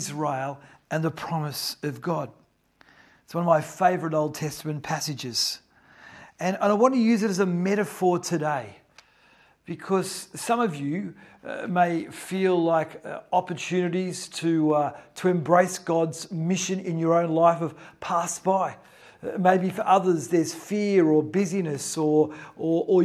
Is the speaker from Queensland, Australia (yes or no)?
no; Newcastle, New South Wales, Australia; now in Melbourne, Australia; I grew up in Newcastle. I lived near the ocean.